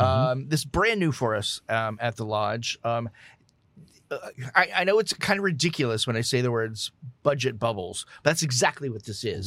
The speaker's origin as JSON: {"language": "English", "region": "Southeast Texas / South Louisiana", "country": "United States", "tie": "born or raised there", "said": "I grew up in South, in Southeast Texas"}